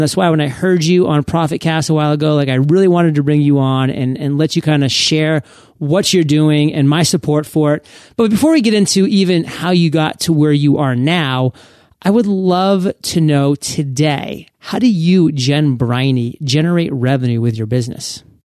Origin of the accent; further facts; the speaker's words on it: Maine, United States; also born or lived in Providence, Rhode Island / Boston, Massachusetts; now in West Coast, United States; I grew up in Maine, went to Providence College in Rhode Island, actually lived in Boston